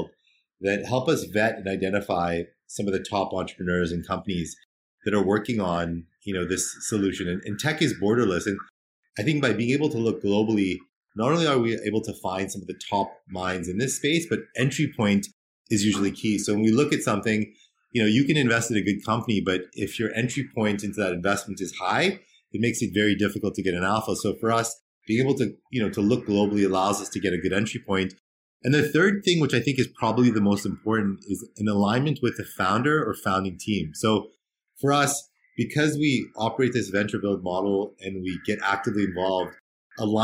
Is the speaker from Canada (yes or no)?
yes; Canada; growing up in Canada